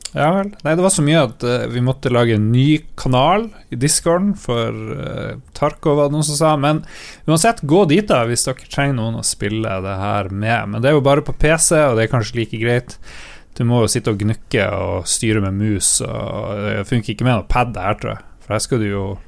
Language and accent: Norwegian; Northern Norway, Norway